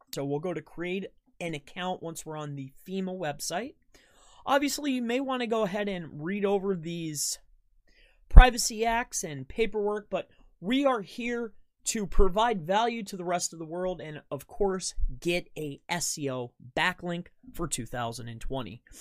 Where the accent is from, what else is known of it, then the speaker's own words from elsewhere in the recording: Florida, United States; moved away; I'm originally from Florida.